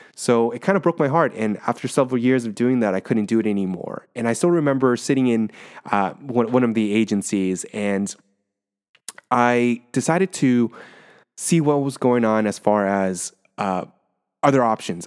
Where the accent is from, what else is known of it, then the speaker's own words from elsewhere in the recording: Orange County, California, United States; moved away as an adult; now in San Francisco, United States; I'm originally from Orange County